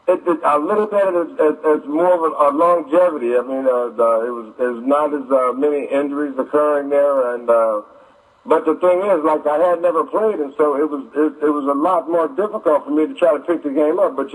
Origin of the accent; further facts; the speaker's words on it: Detroit, Michigan, United States; what was my childhood like growing up in Detroit? Well, um, it was pretty much like um, any other kid's uh, child life that are growing up today in uh, poverty.